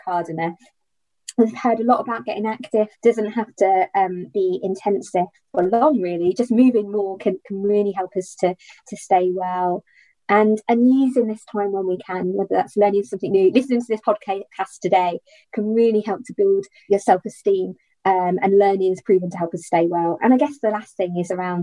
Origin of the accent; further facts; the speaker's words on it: United Kingdom; we are very British